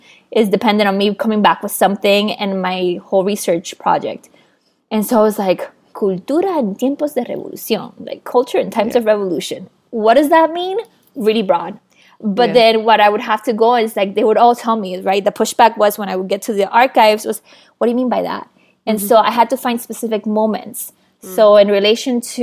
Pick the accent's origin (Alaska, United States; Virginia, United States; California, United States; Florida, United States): Florida, United States; Hialeah; also born or lived in Matanzas, Cuba; I arrived to Miami in 1999, January 15th.